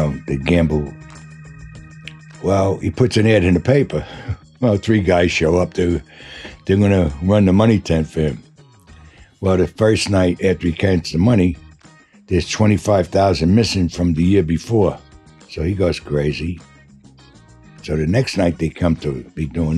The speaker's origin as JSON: {"language": "English", "town": "New York City", "region": "New York", "country": "United States", "tie": "born or raised there", "said": "I was born in St. Catherine's Hospital in Brooklyn, New York, in 1935."}